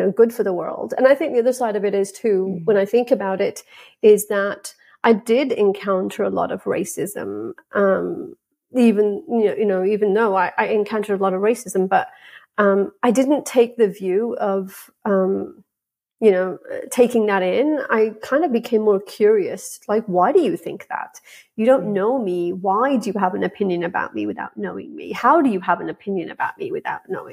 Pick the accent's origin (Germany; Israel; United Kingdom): United Kingdom; England; the environment I grew up in with England